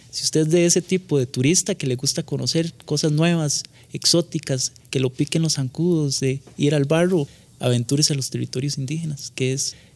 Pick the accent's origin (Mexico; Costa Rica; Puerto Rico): Costa Rica; Como costarricenses existe un gran desconocimiento sobre las culturas indígenas. Desgraciadamente la educación nuestra los invisibiliza, se dice que Costa Rica es un país que todos somos igualiticos, ¿verdad?